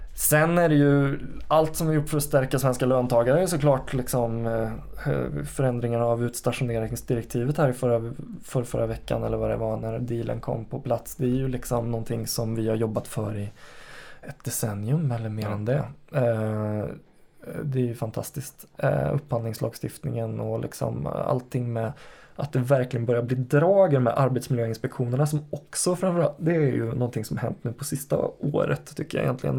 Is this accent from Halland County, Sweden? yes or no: no; Karlstad, Värmland, Sweden; moved away; När du och jag växte upp i Karlstad